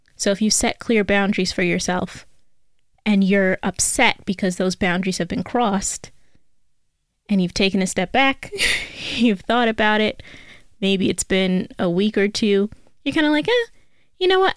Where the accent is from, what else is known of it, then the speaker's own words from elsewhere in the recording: New York City, New York, United States; I am from New York. I'm a native New Yorker, and I learned how to drive in the Bronx